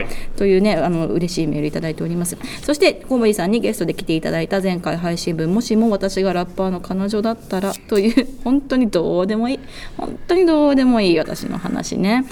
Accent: Hiroshima, Japan; 私の地元の広島

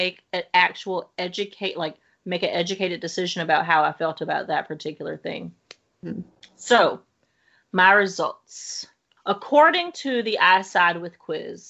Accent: the South, United States; I grew up in the South

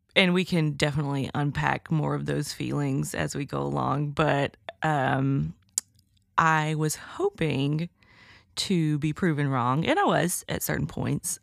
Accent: Alabama, United States; I'm from Alabama

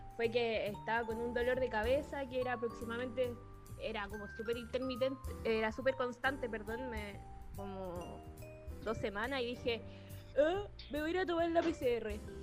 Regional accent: Chile; moved away as an adult; now in Santiago, Chile; yo no soy de acá de Santiago, yo soy de Gilfue

